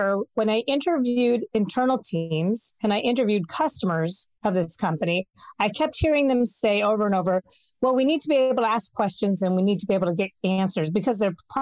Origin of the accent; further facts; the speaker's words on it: Bay Area, California, United States; also born or lived in United Kingdom; I grew up in the Bay Area. This is where I'm from